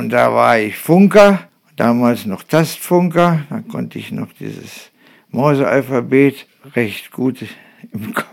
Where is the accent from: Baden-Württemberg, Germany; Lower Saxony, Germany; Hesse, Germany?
Lower Saxony, Germany; Nörten-Hardenberg; komme gebürtig aus Nörten-Hanberg. Dort habe ich meine Kindheit verbracht